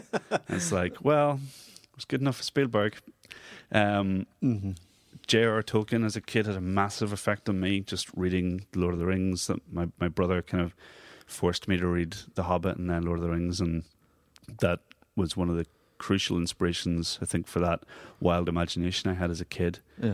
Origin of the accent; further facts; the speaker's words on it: Monaghan, Ulster, Ireland; also born or lived in Belfast, United Kingdom; Well, I was born in Belfast, but my formative years were in Monaghan.